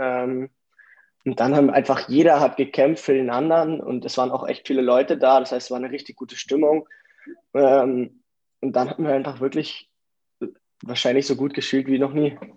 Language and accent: German; Munich, Bavaria, Germany; Ich komme aus München, bin dort geboren ähm, bin 16 Jahre alt